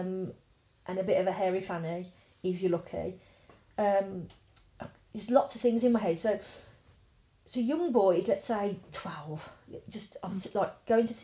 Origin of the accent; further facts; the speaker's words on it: Birmingham, West Midlands, United Kingdom; growing up in Druid's Heath, you'd be over the back where it used to be the Bell's farmhouse